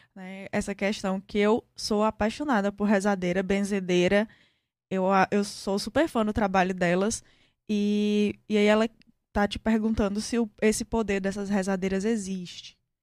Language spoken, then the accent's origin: Portuguese; Brazil; nós somos brasileiros